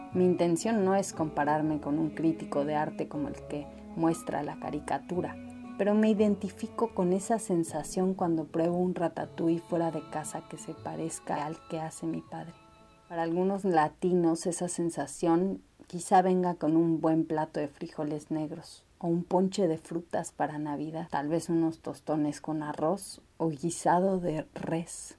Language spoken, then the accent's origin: Spanish; Catalonia, Spain; also born or lived in Australia; now in Redwood City, United States; mi tierra, la de la sardana y las barratinas